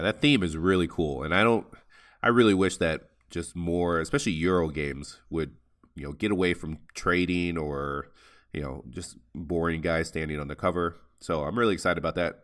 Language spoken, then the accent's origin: English; Toledo, Ohio, United States; also born or lived in Nebraska; I'm originally from Toledo, Ohio